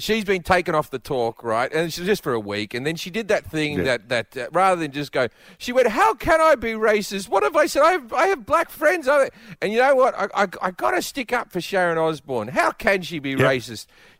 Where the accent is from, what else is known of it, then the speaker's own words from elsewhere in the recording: Australia; moved away as an adult; now in United States; growing up in Australia